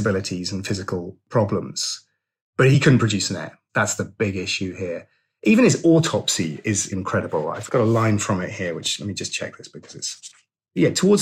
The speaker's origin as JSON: {"language": "English", "area": "Suffolk", "region": "East of England", "country": "United Kingdom", "said": "I'm from Suffolk"}